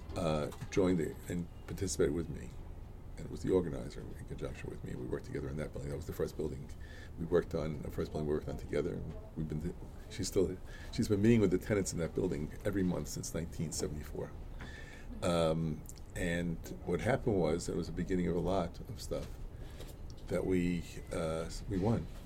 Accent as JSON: {"language": "English", "town": "New York City", "region": "New York", "country": "United States", "tie": "born or raised there", "also_born_or_lived": "Boston / Williamsburg, Brooklyn", "said": "my my block, Alabama Avenue in East New York. Uh, was like a little village."}